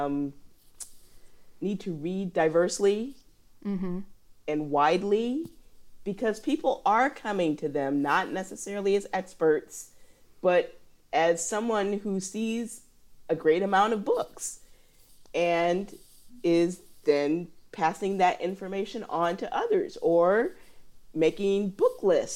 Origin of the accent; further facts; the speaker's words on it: Illinois, United States; moved away; also born or lived in Indiana; I'm from Illinois